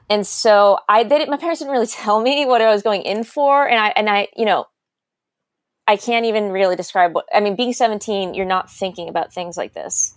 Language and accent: English; South Shore, Massachusetts, United States; also born or lived in Fairfax County, Virginia / New York; I'm from the South Shore, Massachusetts. I now live on the North Shore